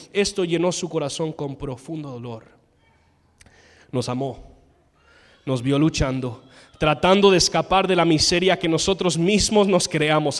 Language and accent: Spanish; United States; Spanish is a second language; moved away; soy gringo